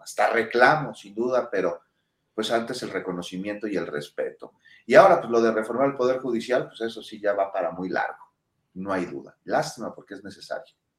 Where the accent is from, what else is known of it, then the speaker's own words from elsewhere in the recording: Mexico; somos mexicanos